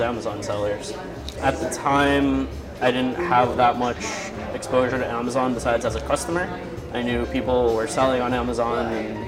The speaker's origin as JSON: {"language": "English", "town": "Miami Beach", "region": "Florida", "country": "United States", "tie": "born or raised there", "moved": "as an adult", "lives_now": "Philippines", "said": "I was born in Miami Beach, Florida. I basically grew up there"}